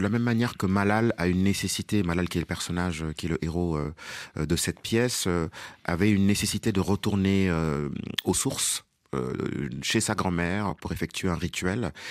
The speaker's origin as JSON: {"language": "French", "country": "Senegal", "also_born_or_lived": "Dakar", "first_language": "Wolof", "second_language": "French", "moved": "yes"}